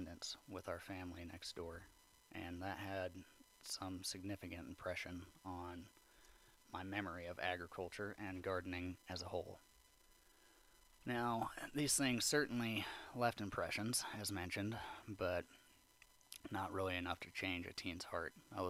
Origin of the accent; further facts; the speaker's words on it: Cheyenne, Wyoming, United States; also born or lived in Salt Lake City / southern Utah; Now, I was born in Salt Lake City, Utah, spent my younger years in southern Utah before moving up to Cheyenne, Wyoming around the age of 10.